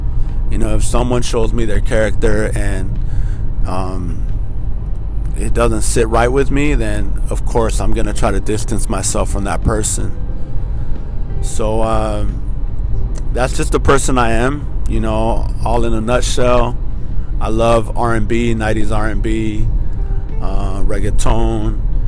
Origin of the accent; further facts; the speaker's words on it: Norwalk, United States; Growing up in Norwalk, I don't know, what could I tell you guys about Norwalk? You know, it wasn't the best city growing up, but that's where I first fell in love.